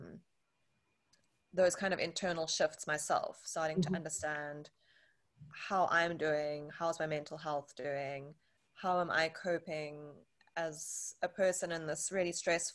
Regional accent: Johannesburg, Gauteng, South Africa; now in Cape Town, South Africa; I live in Cape Town in South Africa. Was born and raised in Johannesburg, also in South Africa

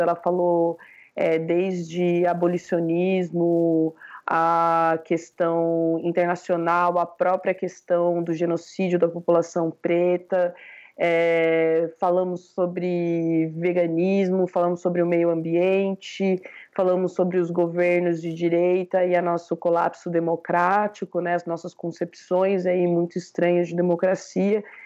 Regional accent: Londrina, Paraná, Brazil; eu sou de Londrina

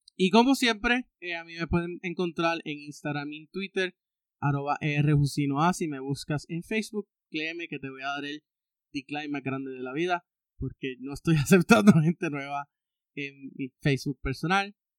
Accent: Puerto Rico; tener una identidad como puertorriqueño

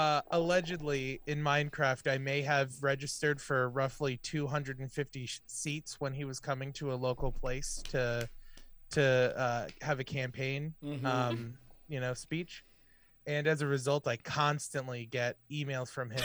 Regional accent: Central Pennsylvania, United States; I'm from Central PA.

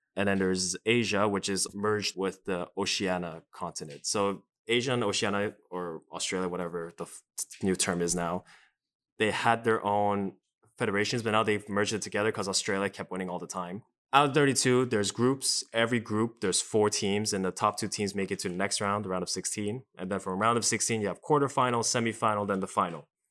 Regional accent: Canada; growing up as a Canadian

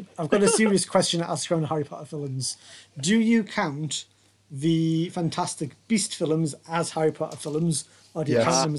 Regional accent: Newcastle upon Tyne, North East England, United Kingdom; I am also from Newcastle, in case you hadn't guessed. There's a bit of a Newcastle theme going on here. I am 34.

